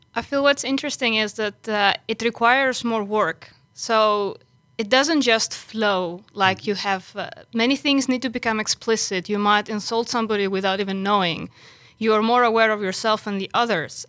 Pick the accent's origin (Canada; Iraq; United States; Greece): Greece; moved away as an adult; now in Netherlands; I came originally from Greece